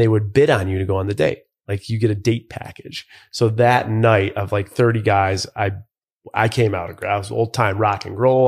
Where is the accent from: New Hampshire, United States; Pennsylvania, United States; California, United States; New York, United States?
New York, United States; Buffalo; I grew up in Buffalo, New York